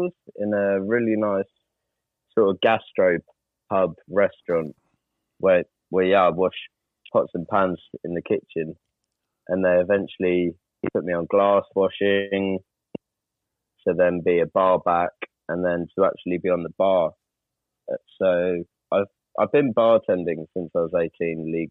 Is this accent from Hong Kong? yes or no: no; Brighton, South East England, United Kingdom; Brighton in England. It's just on the south coast. Lovely little seaside town.